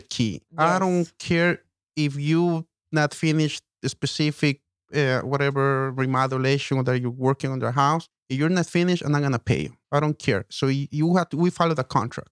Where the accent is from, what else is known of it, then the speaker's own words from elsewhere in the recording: Ecuador; now in United States; i'm from ecuador so i came to america